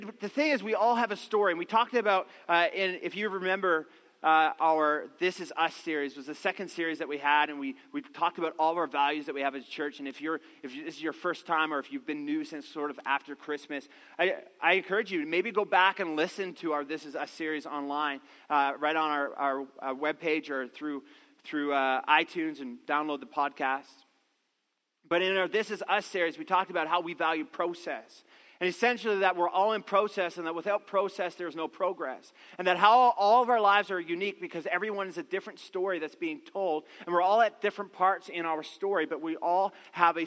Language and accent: English; Newfoundland and Labrador, Canada; I grew up in the East Coast, a little town in Newfoundland, and there was this beautiful river that ran through our town